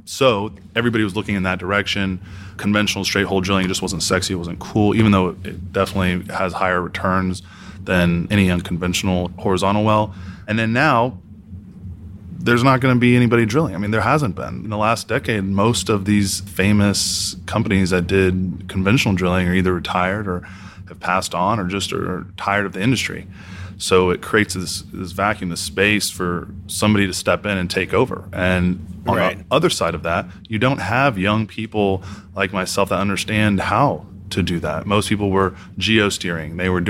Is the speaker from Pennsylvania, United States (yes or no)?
no; Houston, Texas, United States; here in {S1} about {S2} Houston, man. 713.